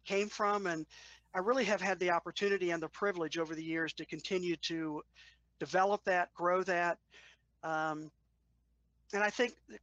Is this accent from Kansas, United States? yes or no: no; Washington, District of Columbia, United States; as a kid, I grew up in the Washington, D.C. area